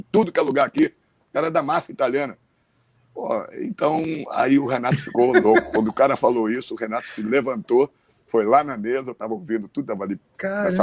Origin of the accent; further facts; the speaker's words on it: Rio Grande do Sul, Brazil; Eu sou gaúcho